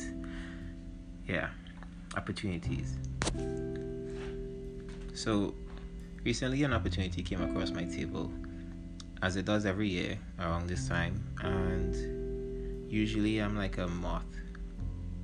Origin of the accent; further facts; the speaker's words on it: Trinidad & Tobago; I'm a Trinidadian hip-hop artist